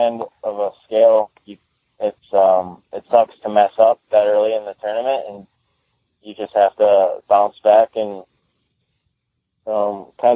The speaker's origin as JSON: {"language": "English", "town": "Howell", "region": "Michigan", "country": "United States", "tie": "born or raised there", "said": "I'm in Howell right now"}